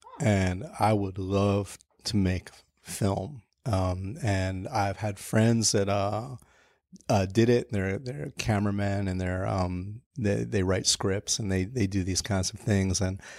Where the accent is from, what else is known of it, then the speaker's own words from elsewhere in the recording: New York, United States; So I grew up in Hell's Kitchen, Chelsea in the 80s. And it was pretty rough back then.